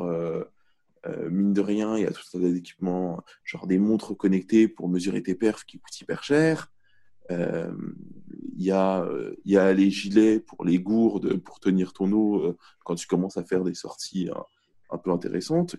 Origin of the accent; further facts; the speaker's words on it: Argenteuil, Île-de-France, France; je viens d'Argenteuil à la base. Et euh, donc, donc plutôt, plutôt ville populaire, de banlieue parisienne